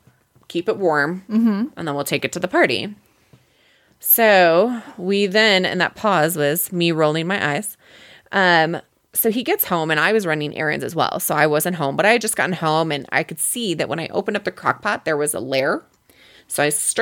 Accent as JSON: {"language": "English", "region": "Wisconsin", "country": "United States", "said": "I'm from Wisconsin"}